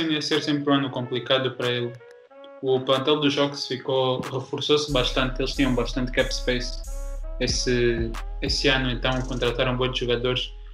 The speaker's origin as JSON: {"language": "Portuguese", "country": "Angola", "said": "como angolano"}